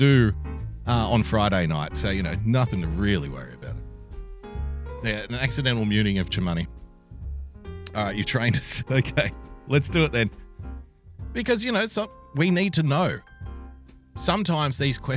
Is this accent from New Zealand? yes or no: no; Sydney, New South Wales, Australia; he's a Westie like myself. So, you know, culturally, we probably understand each other on an unspoken level. Put it that way. We're both from Western Sydney